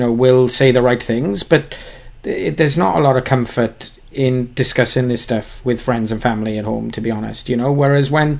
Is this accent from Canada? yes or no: no; United Kingdom; We're British